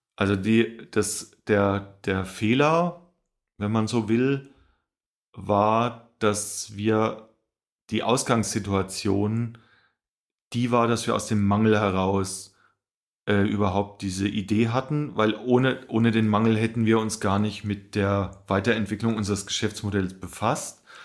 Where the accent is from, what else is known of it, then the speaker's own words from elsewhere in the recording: Rhön, Lower Franconia, Bavaria, Germany; moved away; ich komme ursprünglich aus der Rhön, das ist äh, der letzte Zipfel von Bayern, nennt sich Unterfranken